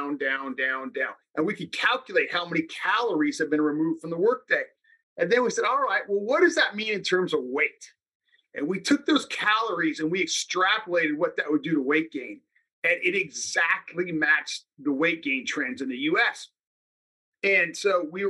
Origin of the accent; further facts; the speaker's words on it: Salinas, California, United States; I'm from Salinas, California. I grew up working in the lettuce fields.